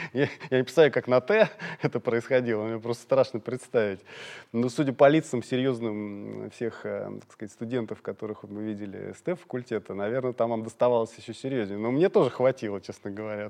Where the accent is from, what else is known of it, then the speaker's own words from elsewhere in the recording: Moscow, Russia; я из Орехова-Борисова